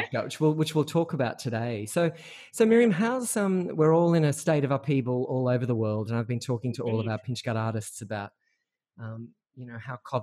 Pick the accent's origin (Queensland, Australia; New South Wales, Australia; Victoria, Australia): New South Wales, Australia; Central Coast; I was born on the Central Coast